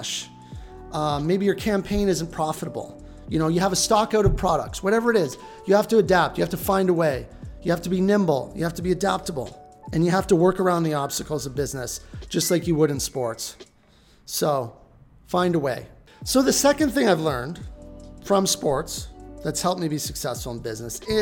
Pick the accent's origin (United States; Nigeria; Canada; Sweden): Canada; just outside of Toronto, southwestern Ontario; now in Vancouver, Canada; I grew up just outside of Toronto and, you know, southwestern Ontario